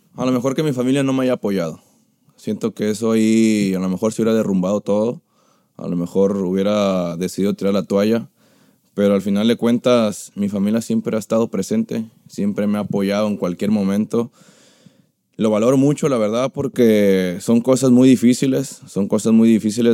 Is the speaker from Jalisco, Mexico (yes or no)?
yes; Jalisco, Mexico; moved away; also born or lived in Tepic; cuando llegué yo de Tepic, bueno, de, de allá de Jalisco donde soy